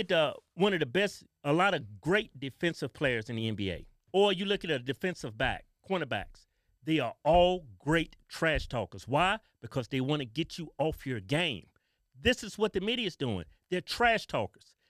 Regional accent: the South, United States; we grew up in the South

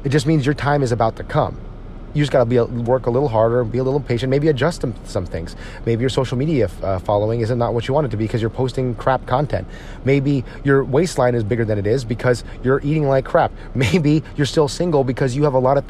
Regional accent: United States; I don't speak Tagalog. I'm an American, as you can hear my voice.

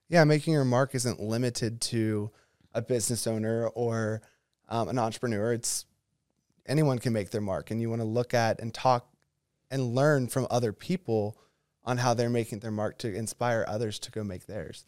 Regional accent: Oconee County, Georgia, United States; I was raised in Oconee County

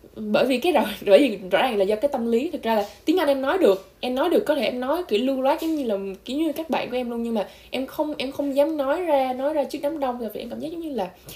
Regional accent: Vietnam; moved away; mình là người Việt duy nhất trong trường

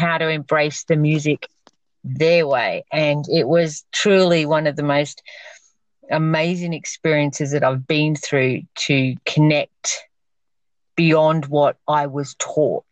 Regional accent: Queensland, Australia; also born or lived in Victoria, Australia; I'm actually Victorian, not Queenslander, but I've grown up most of my life here, but I was born in Victoria.

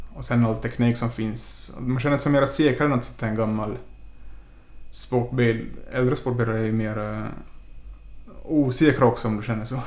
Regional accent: Ostrobothnia, Finland; now in Stockholm, Sweden; resten av familjen är hemma i Finland, därifrån jag kommer

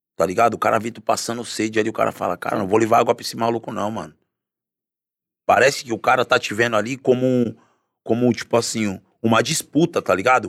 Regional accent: Guarujá, São Paulo, Brazil; also born or lived in Santos; eu sou nascido e criado na Baixada Santista, né? Nasci em Santos, mas sempre morei no Guarujá.

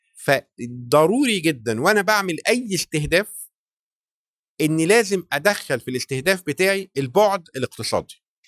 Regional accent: Egypt; احنا كمجتمع مصري

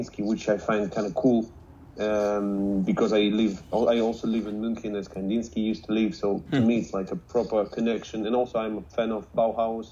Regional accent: Moscow, Russia; I was born and raised in Moscow, in Russia

